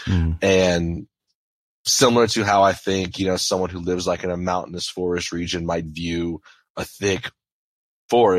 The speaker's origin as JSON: {"language": "English", "area": "St. James Parish", "region": "Louisiana", "country": "United States", "tie": "born or raised there", "said": "I grew up in St. James Parish, which is actually one parish above Terrebonne."}